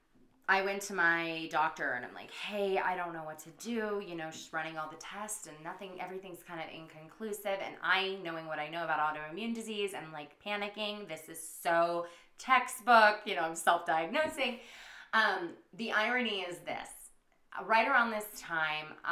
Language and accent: English; United States; accent: country; now in San Diego, United States